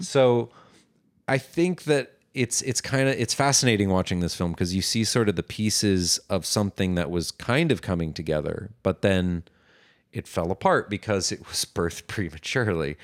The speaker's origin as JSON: {"language": "English", "town": "Los Angeles", "region": "California", "country": "United States", "tie": "born or raised there", "said": "which is where I was born"}